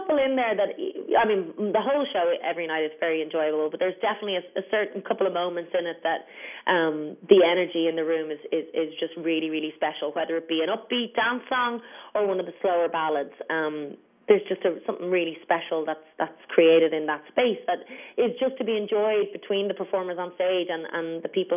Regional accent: Ireland; a lot of it is from our homeland

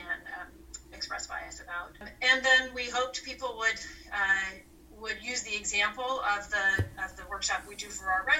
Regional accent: Anchorage, Alaska, United States; moved away as an adult; now in New Hampshire, United States; I grew up in Anchorage, Alaska, for the most part

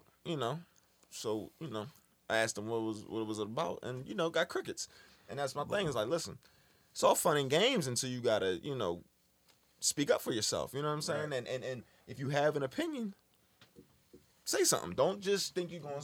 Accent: Philadelphia, Pennsylvania, United States; Like I'm from Dogtown.

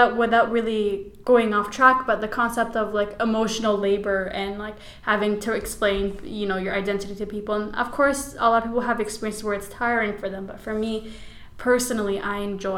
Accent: Chicago, Illinois, United States; born there; No, I wasn't. I was born in Chicago, Illinois.

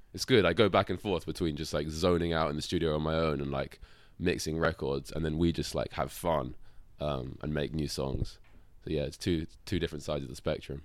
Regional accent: London, United Kingdom; I was born in London

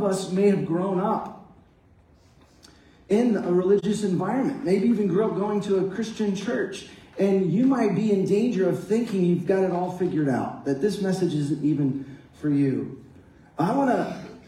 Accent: Dallas-Fort Worth area, Texas, United States; I grew up in the Dallas-Fort Worth area

